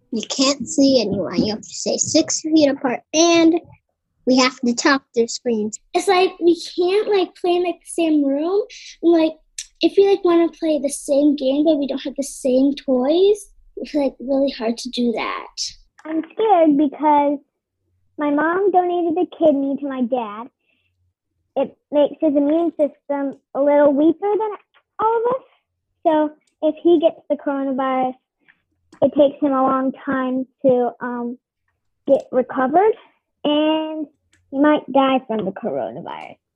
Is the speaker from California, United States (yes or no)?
no; Brooklyn, New York, United States; I'm from Brooklyn, and this is my sister, Ale.